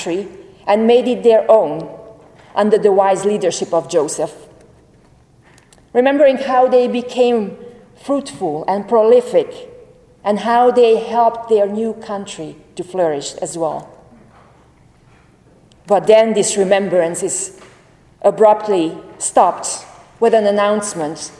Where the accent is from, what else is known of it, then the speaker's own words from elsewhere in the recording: Hungary; moved away; I am from Hungary